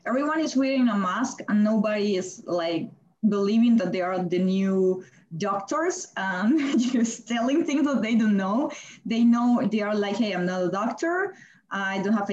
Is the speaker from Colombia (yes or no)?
yes; Colombia; moved away as an adult; also born or lived in Germany; now in Beijing, China; I'm from Colombia and I stayed in Germany